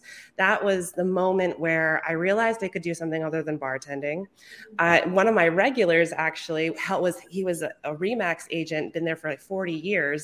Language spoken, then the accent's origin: English; Brattleboro, Vermont, United States; I am out of Brattleboro, Vermont, the one and only